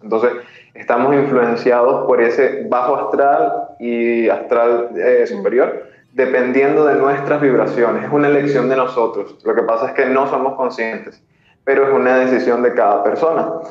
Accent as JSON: {"language": "Spanish", "country": "Venezuela", "moved": "yes", "lives_now": "Peru", "said": "soy venezolano."}